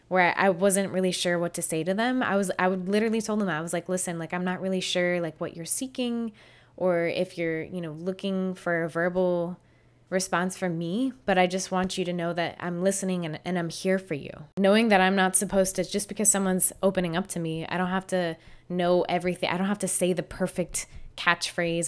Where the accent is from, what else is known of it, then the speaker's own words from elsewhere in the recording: Florida, United States; I grew up in Florida